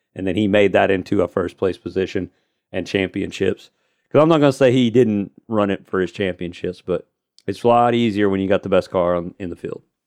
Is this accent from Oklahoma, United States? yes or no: yes; Tulsa, Oklahoma, United States; It is in my home state of Tulsa, Tulsa, Oklahoma.